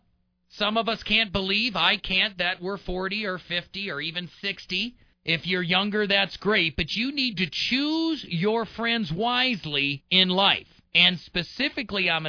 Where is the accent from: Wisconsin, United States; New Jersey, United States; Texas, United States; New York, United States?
Wisconsin, United States; Brookfield; now in Colorado, United States; I grew up in the Midwest right outside of Milwaukee in a suburb